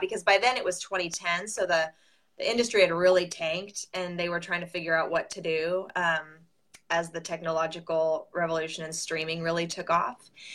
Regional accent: Southern California, United States; moved away as an adult; now in Nashville, United States; I'm from Southern California originally. I moved to Nashville 14 years ago

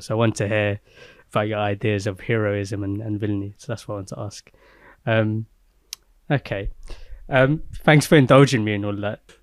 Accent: London, United Kingdom; I grew up in Peckham and the gentrification of Peckham.

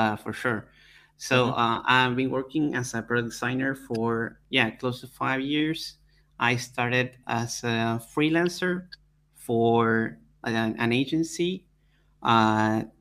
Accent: Argentina; I'm from Argentina

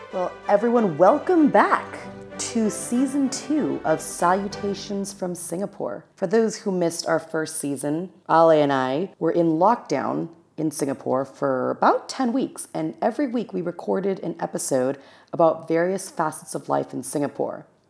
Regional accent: Los Angeles County, California, United States; I grew up in Los Angeles County in a neighborhood where there was a large Taiwanese American population

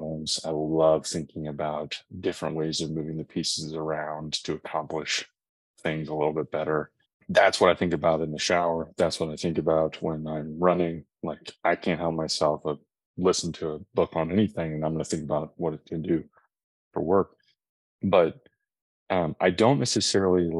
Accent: Austin, Texas, United States; born and raised in Austin, Texas

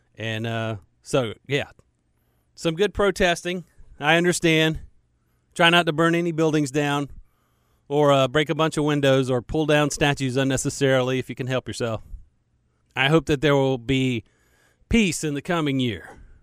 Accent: United States; I'm an American

